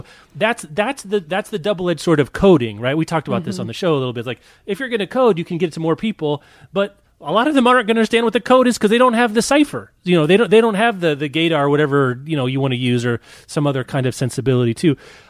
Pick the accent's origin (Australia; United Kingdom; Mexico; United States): United States; Kansas; I'm from Kansas.